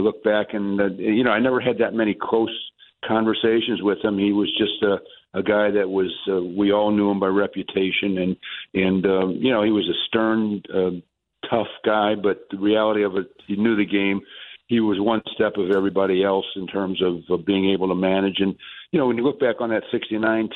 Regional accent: St. Louis, Missouri, United States; I grew up in St. Louis

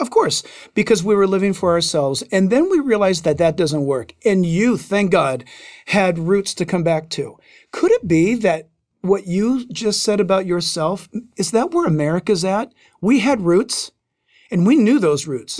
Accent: Southern California, United States; growing up in Southern California

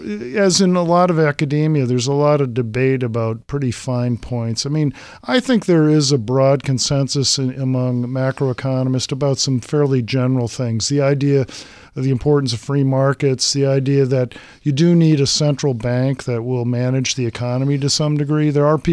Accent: Massachusetts, United States; So I was a history buff as a kid … growing up in Massachusetts.

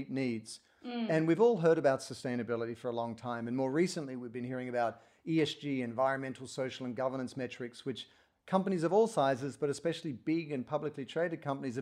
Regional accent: Sydney, New South Wales, Australia; moved away as an adult; also born or lived in Portland, Oregon; now in United States; I grew up in Australia in Sydney

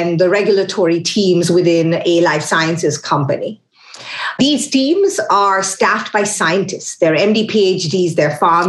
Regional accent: Kolkata, West Bengal, India; now in Washington, D.C., United States; I'm originally from Calcutta. That's very material because that means I have traveled across many places to land up where I am today in Washington, D.C.

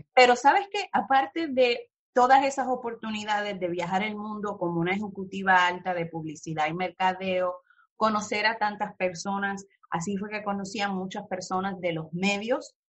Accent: Mayagüez, Puerto Rico; moved away as an adult; also born or lived in California; now in New York, United States; de donde yo soy, me crié en Mayagüez y Cabo Rojo

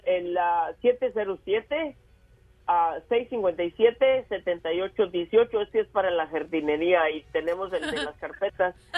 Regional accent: La Purísima, Jalisco, Mexico; moved away as an adult; now in United States; yo soy de la Purísima Jalisco y, me vine hace como 27 años a, a, Estados Unidos

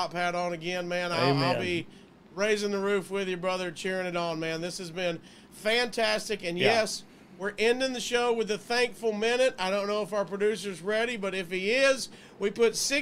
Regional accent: Gadsden, Alabama, United States; I'm from Gadsden

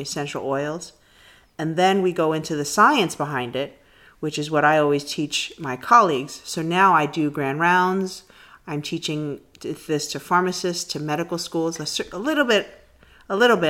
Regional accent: New York City, New York, United States; I grew up in the Bronx

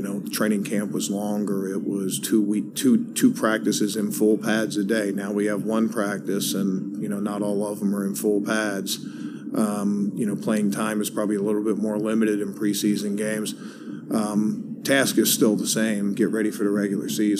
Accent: Baltimore, Maryland, United States; I grew up in Baltimore

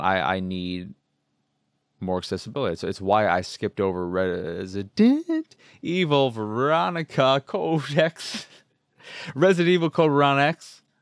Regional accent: United States; that is the bird of my home state

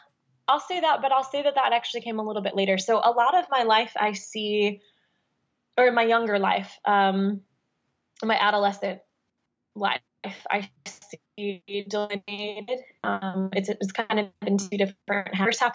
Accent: Midwest, United States; I think it was partially that I was raised in the Midwestern suburbs, that I had a very specific upbringing

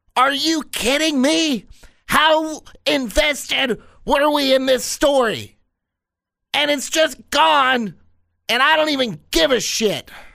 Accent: Kansas City, Missouri, United States; my hometown of Kansas City at Kemper Arena

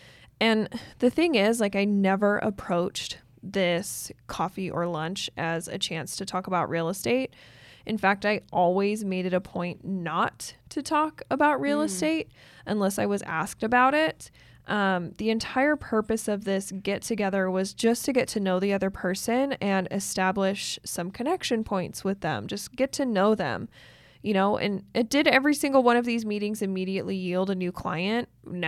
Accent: Utah, United States; Like I'm from Northern Utah, so I used to live close to Idaho Falls.

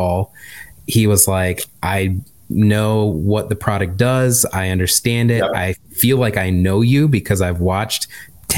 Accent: Michigan, United States; accent: Midwestern; moved away; I'm just from Michigan

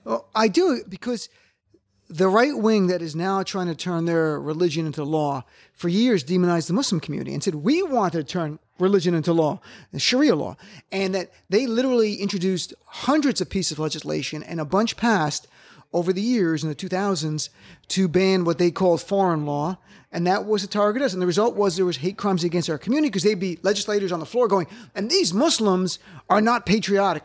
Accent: New Jersey, United States; I'm from Jersey, and we're Jersey liberal

